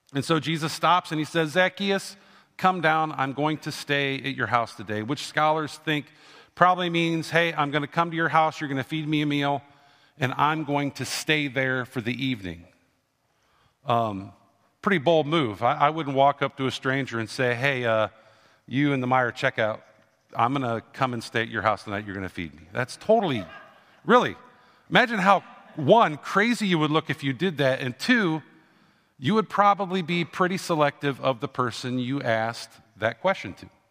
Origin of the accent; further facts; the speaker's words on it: Canton, Ohio, United States; When I grew up, I grew up in Canton, Ohio, which was the home of the Football Hall of Fame